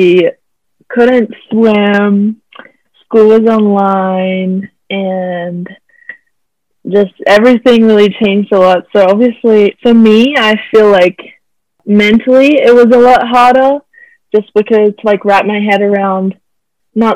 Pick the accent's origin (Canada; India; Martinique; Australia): Australia; moved away as an adult; now in Bakersfield, United States; I am from Australia and I'm a swimmer at CSUB.